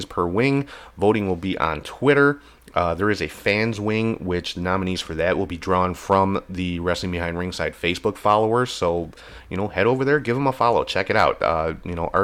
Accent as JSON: {"language": "English", "country": "Ireland", "said": "I'm Irish too"}